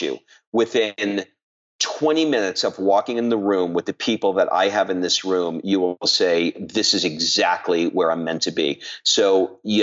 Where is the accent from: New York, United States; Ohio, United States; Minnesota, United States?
New York, United States; New York City; I grew up in Queens, New York.